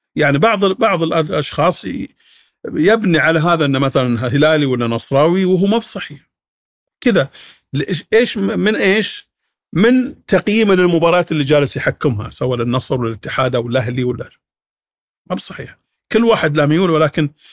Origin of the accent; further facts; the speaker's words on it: Saudi Arabia; عندنا في السعوديه